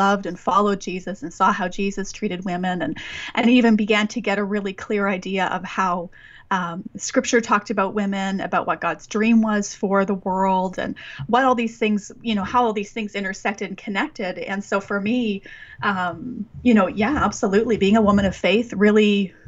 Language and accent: English; Western Canada, Canada; Growing up in Western Canada